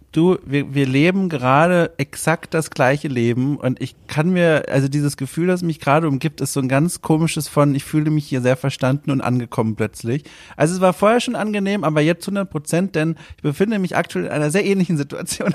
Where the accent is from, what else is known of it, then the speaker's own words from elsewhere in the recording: Southern Germany, Germany; ich bin in Süddeutschland aufgewachsen